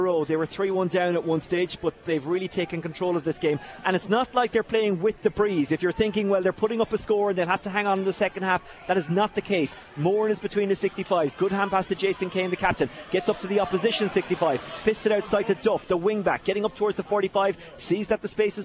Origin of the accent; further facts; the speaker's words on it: Waterford, Munster, Ireland; I'm from Waterford.